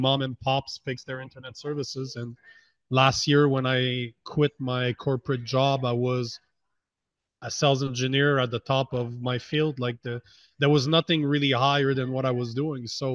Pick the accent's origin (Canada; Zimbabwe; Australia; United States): Canada; I'm from Canada